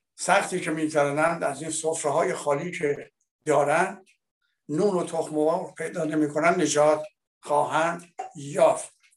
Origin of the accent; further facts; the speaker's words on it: Iran; now in France; من به عنوان یک ایرانی